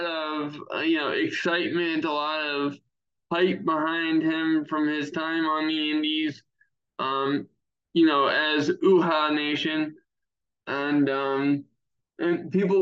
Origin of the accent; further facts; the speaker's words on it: Anne Arundel County, Maryland, United States; I was born in Anne Arundel County boy. I spent the first 8 years of my life there. Been a Marylander my entire life